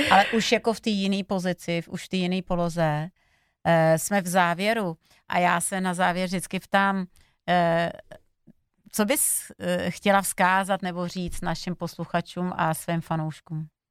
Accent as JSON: {"language": "Czech", "country": "Slovakia", "said": "ze Slovenska, my si lámem oplatky"}